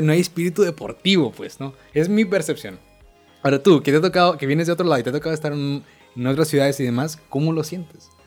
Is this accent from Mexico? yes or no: yes; Monterrey, Nuevo León, Mexico; yo como regio